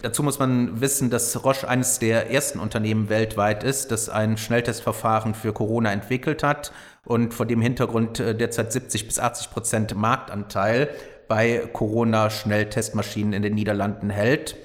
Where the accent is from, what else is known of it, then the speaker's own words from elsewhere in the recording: Rhineland, Germany; hier im Rheinland